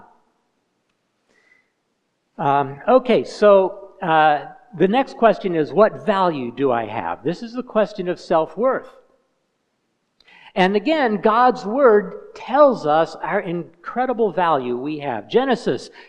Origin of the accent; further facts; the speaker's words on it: Indiana, United States; moved away as an adult; now in Kenya; I'm an American. I'm from Hoosierland, from Indiana.